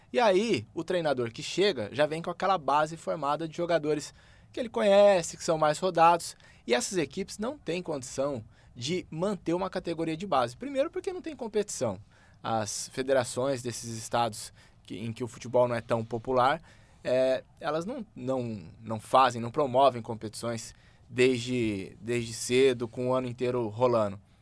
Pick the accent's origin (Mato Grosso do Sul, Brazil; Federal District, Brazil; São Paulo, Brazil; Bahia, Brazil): Mato Grosso do Sul, Brazil; Campo Grande; Eu sou nascido em Campo Grande, Mato Grosso do Sul